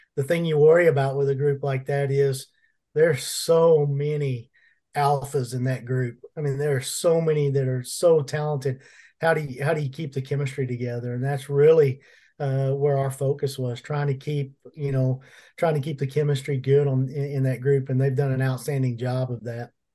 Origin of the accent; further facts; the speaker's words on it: Plano, Texas, United States; I grew up in Plano